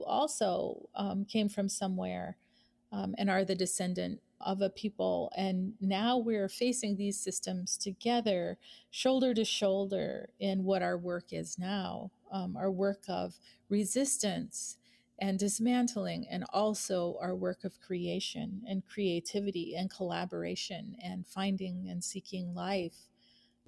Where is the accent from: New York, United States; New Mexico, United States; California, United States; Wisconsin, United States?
New Mexico, United States; Albuquerque; born or raised there